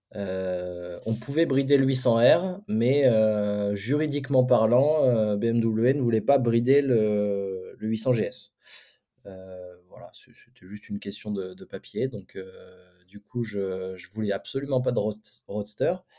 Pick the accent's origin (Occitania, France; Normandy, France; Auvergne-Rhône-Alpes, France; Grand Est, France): Grand Est, France; Champagne; on vient de la Champagne